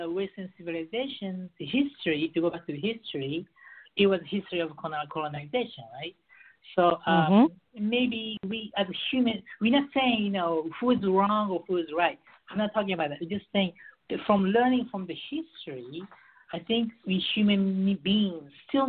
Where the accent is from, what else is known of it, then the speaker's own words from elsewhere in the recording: Beirut, Beirut Governorate, Lebanon; also born or lived in Japan / United States; I was raised in Beirut, and I lived in Japan. I lived in the U.S. for 10 years.